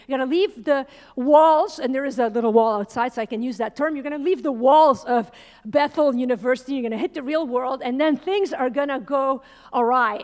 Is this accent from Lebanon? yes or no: yes; Lebanon; I grew up in Lebanon